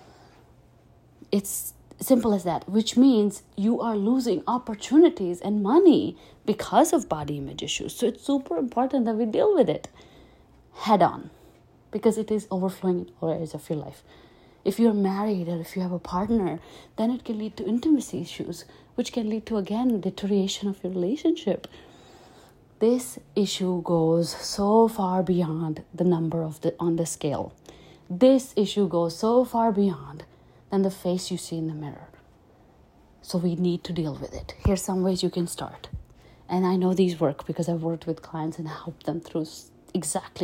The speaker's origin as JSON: {"language": "English", "region": "Delhi", "country": "India", "tie": "born or raised there", "said": "I grew up in Delhi"}